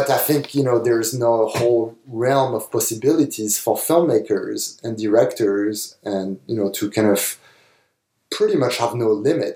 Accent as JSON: {"language": "English", "country": "France", "tie": "born or raised there", "moved": "yes", "said": "when I was growing up in France"}